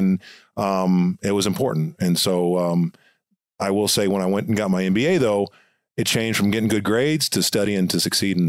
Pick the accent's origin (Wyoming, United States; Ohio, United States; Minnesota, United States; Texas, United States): Texas, United States; I go, well, I'm from Texas, but I played football at a military school in Indiana.